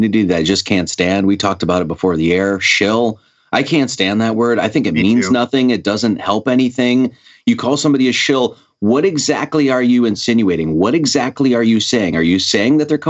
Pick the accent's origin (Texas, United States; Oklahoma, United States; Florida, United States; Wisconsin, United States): Wisconsin, United States; now in Hawaii, United States; I grew up in Wisconsin